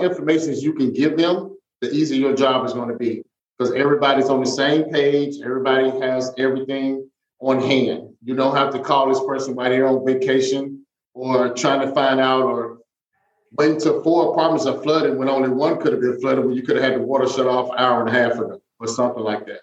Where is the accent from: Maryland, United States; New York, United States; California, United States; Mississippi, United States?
Mississippi, United States; moved away; I'm from Mississippi